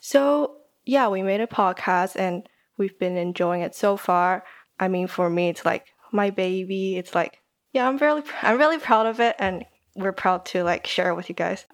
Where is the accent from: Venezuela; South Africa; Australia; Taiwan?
Taiwan; moved away as an adult; also born or lived in Germany; now in United Kingdom; I'm Taiwanese. Um, I grew up in Taiwan most of my life, but studied in Germany for a bit and then came to the U K for uni